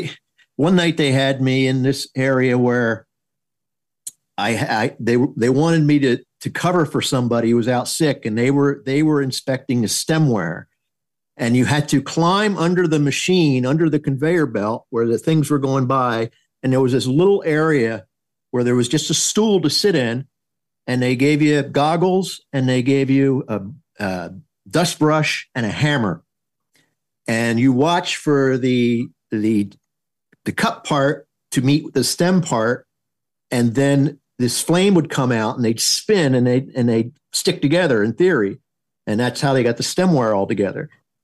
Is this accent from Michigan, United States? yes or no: no; Atlantic City, New Jersey, United States; South Jersey. I just sound like I'm from Georgia.